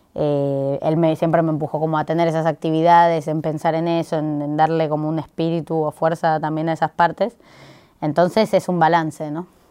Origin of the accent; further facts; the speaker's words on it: Buenos Aires, Argentina; como porteños y porteñas